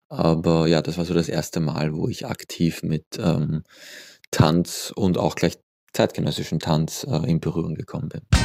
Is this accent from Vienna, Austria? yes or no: yes; Vienna, Austria; also born or lived in Lower Austria / Barcelona; Ich bin in Wien geboren